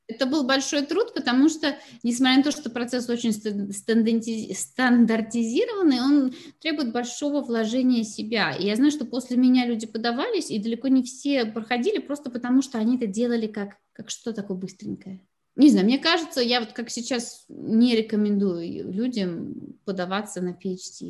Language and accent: Russian; Moscow, Russia; moved away as an adult; now in Carlsbad, United States; я родилась и выросла в Москве